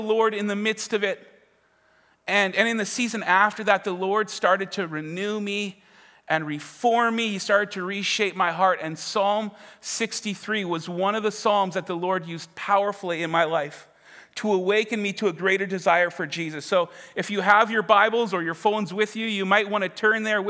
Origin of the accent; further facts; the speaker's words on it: Winkler, Manitoba, Canada; also born or lived in Winnipeg; I am from Winkler